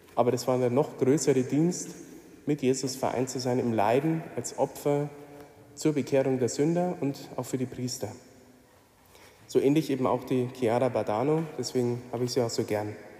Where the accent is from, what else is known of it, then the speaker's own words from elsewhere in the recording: Mindelstetten, Bavaria, Germany; Ich komme aus der Nähe von Regensburg und ich habe einige Jahre leben dürfen in meiner Jugend, so die prägende Zeit, Kindergarten und Grundschule in Mindelstetten.